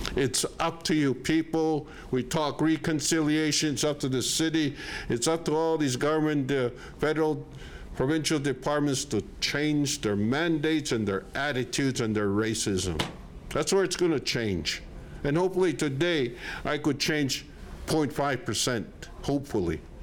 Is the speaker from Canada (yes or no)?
yes; Canada; I'm from Canada.